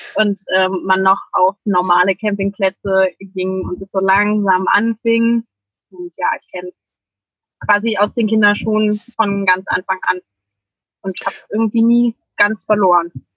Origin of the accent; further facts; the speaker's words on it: Germany; ich komme aus der Nähe von Hamburg